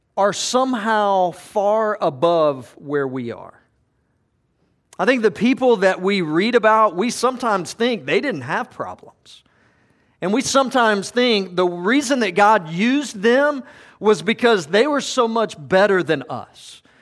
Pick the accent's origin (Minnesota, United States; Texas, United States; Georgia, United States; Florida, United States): Georgia, United States; I grew up in Georgia